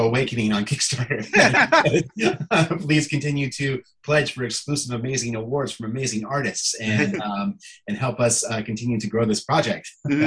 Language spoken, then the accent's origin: English; Centennial, Colorado, United States; I grew up outside of Denver, Colorado.